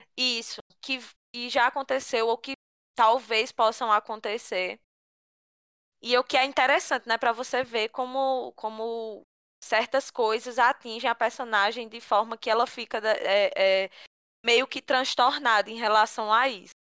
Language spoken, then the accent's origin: Portuguese; Picuí, Paraíba, Brazil; que sou de Picuí também